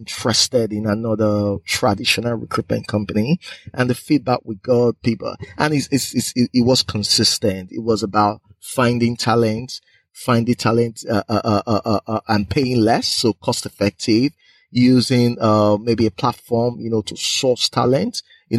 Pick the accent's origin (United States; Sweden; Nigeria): Nigeria; Edo; moved away as an adult; also born or lived in United Kingdom / Aberdeen, Scotland; I'm originally from Nigeria